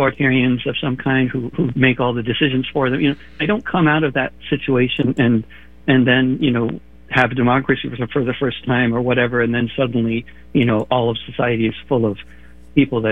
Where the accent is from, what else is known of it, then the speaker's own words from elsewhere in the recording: around New York, United States; growing up around New York